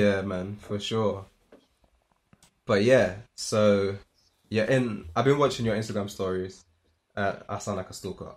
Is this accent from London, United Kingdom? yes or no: yes; London, United Kingdom; moved away as an adult; now in Manchester, United Kingdom; I'm from London